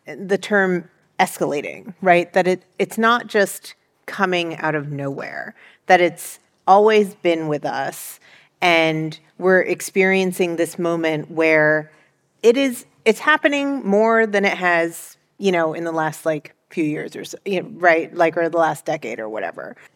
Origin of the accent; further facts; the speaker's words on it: Northern Virginia, United States; first language Mandarin; English is a second language; this neighborhood growing up, ours was a multi-generational household